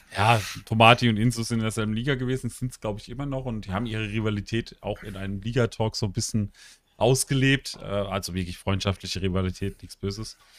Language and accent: German; Karlsruhe, Baden-Württemberg, Germany; ich bin aus Karlsruhe